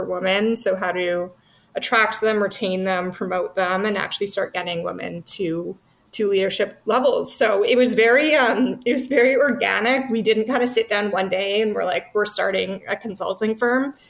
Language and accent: English; Vancouver, British Columbia, Canada; moved away as an adult; also born or lived in Toronto; I'm from Vancouver